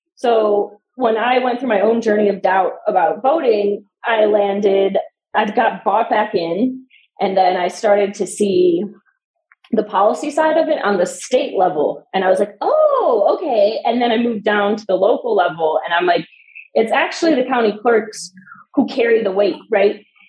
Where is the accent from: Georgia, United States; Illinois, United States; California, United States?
Illinois, United States; Chicago; now in Denver, United States; I grew up in Chicago too